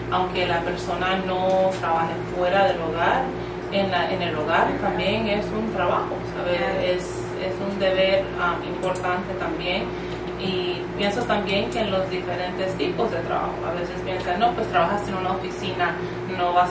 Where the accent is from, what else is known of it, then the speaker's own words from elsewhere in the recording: United States; recordando que soy nacida aquí, yo soy latina, pero nacida aquí en este país. y por lo tanto, pues tal vez mis pensamientos son, como dicen muchos, pienso al estilo americano